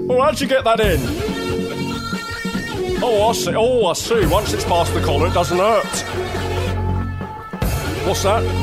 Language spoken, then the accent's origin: English; London, United Kingdom; I'm from London. Born and bred.